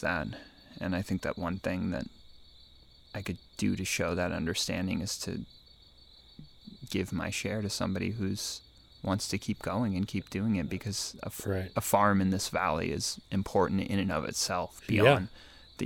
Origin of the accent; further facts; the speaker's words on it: Eugene, Oregon, United States; moved away; also born or lived in California / New York City / Finland; I grew up in Eugene. I lived between California and Oregon growing up